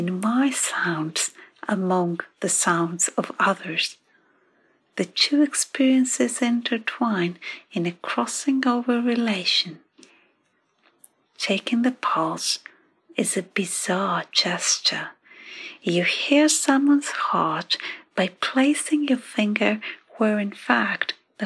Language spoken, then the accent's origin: English; Athens, Attica, Greece; now in London, United Kingdom; I come from Athens.